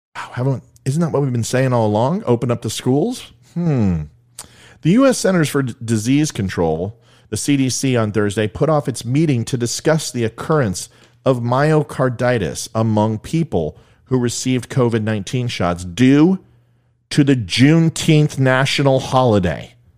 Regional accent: California, United States; I'm from California

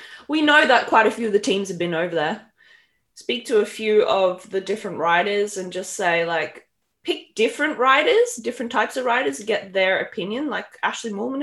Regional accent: Australia; I am Aussie

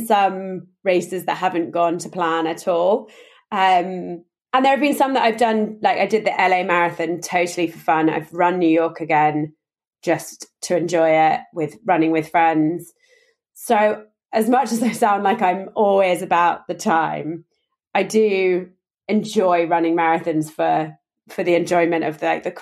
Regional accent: London, United Kingdom; I'm from London. I grew up in London.

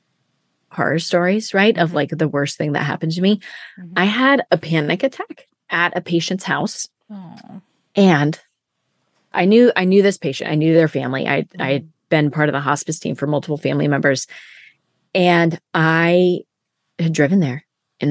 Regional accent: Siskiyou County, California, United States; I was from Siskiyou County

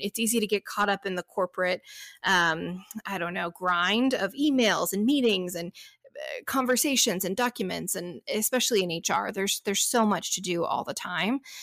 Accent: Dallas, Texas, United States; now in Inland Empire, California, United States; I'm originally from Dallas, Texas

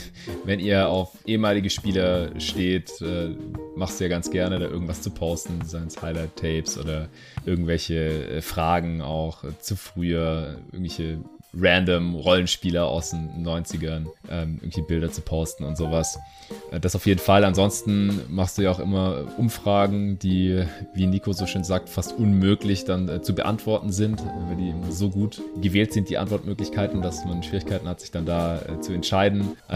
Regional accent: Stuttgart, Baden-Württemberg, Germany; now in Berlin, Germany; Ich bin jetzt nur aktuell gerade noch in Stuttgart, in meiner alten Heimat.

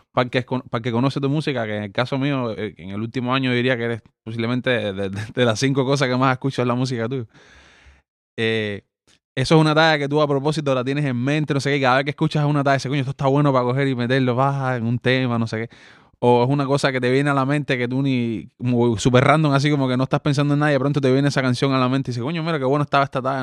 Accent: Cuba; first language Spanish; moved away; yo soy cubano

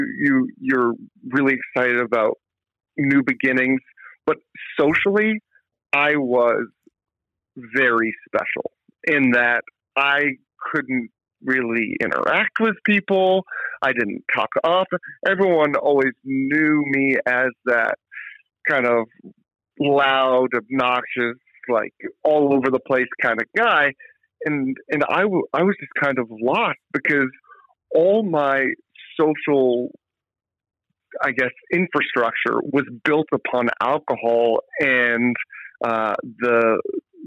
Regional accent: Atlanta, Georgia, United States; now in Vermont, United States; I grew up in Atlanta

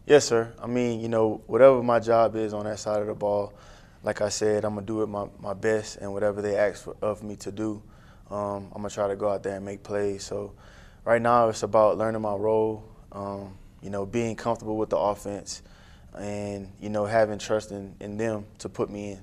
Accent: New Iberia, Louisiana, United States; I'm a New Iberia homegrown kid. Louisiana.

